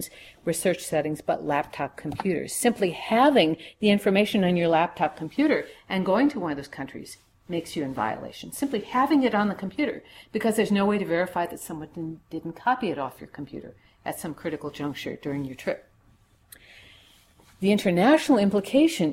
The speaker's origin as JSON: {"language": "English", "region": "Minnesota", "country": "United States", "said": "I come from Minnesota."}